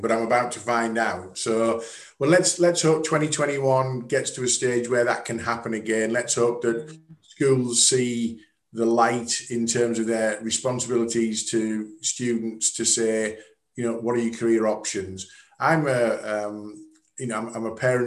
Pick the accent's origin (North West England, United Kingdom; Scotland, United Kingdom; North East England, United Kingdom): North East England, United Kingdom; the North East; I'm from the Northeast